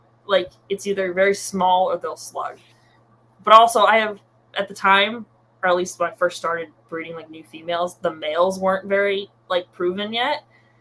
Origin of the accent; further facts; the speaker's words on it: California, United States; I'm from California